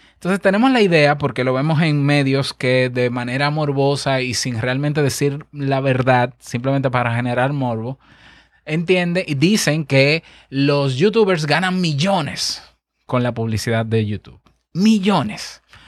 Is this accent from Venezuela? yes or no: no; Dominican Republic